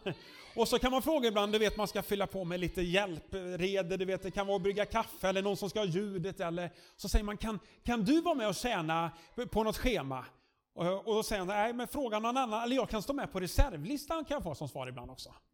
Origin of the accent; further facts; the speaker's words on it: Sweden; som svensk